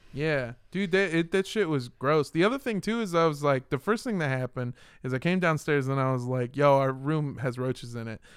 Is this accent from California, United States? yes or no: yes; Los Angeles, California, United States; I grew up in Los Angeles.